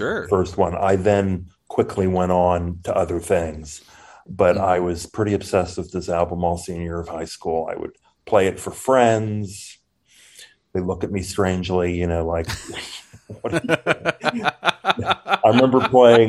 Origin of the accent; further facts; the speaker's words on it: New York, United States; I grew up in New York